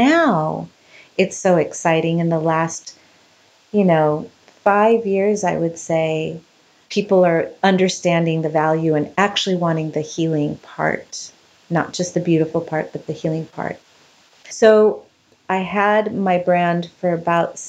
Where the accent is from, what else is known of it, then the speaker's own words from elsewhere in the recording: Ecuador; now in Orange County, United States; I was born in Ecuador